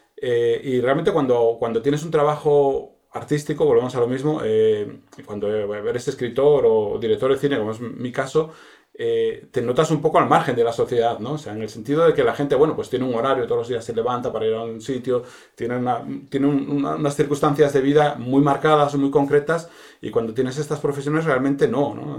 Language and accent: Spanish; Asturias, Spain; also born or lived in Madrid; now in Bustarviejo, Spain; siendo asturiano